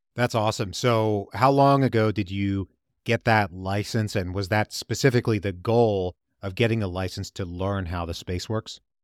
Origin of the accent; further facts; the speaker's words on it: Richmond, Virginia, United States; my hometown of Richmond, Virginia